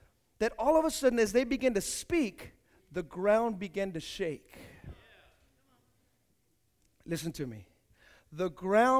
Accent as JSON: {"language": "English", "town": "Hayward", "region": "California", "country": "United States", "tie": "born or raised there", "also_born_or_lived": "Fremont / Union City / San Leandro / San Lorenzo", "said": "I grew up here in Hayward"}